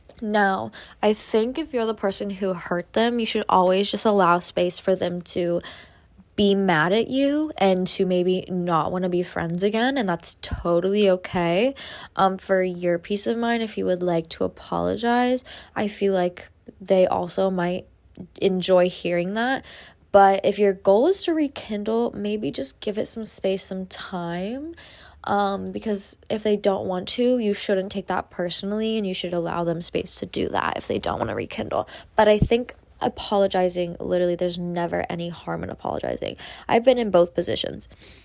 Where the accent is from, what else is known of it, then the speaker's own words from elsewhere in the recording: Midwest, United States; don't have any of those fun, fancy little matcha places like they do in LA and New York, because I'm from the Midwest.